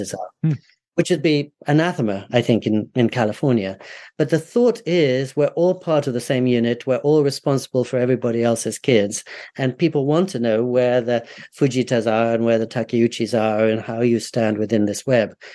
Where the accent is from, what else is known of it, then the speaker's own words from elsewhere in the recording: United Kingdom; also born or lived in United States; now in Japan; I did come over here because I thought it would be an antidote to what I grew up with in Britain and the US.